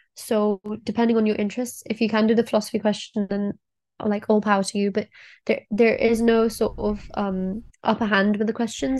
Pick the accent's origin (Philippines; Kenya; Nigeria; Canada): Kenya; now in Oxford, United Kingdom; I'm also from Kenya